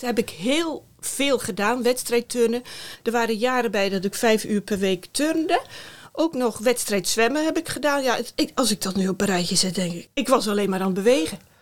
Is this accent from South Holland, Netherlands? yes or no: yes; Middelharnis, South Holland, Netherlands; moved away as an adult; also born or lived in Rotterdam; now in Eindhoven, Netherlands; Ik ben opgegroeid in Middelharnis en na de middelbare school eh, ben ik voor studie naar Rotterdam vertrokken